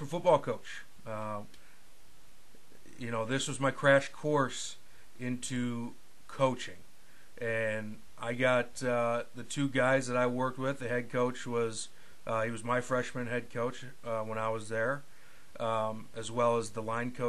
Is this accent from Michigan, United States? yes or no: yes; Escanaba, Michigan, United States; I basically enrolled at Baynock Community College in my hometown of Escanaba